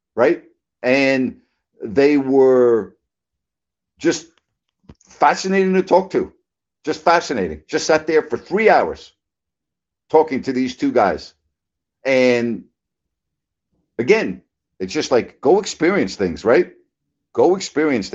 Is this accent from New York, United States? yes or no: yes; Long Island, New York, United States; now in South Florida, United States; But I didn't live in New York City. I lived out on Long Island.